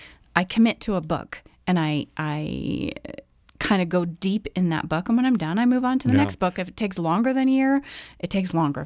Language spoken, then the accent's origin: English; Canada; I am also Canadian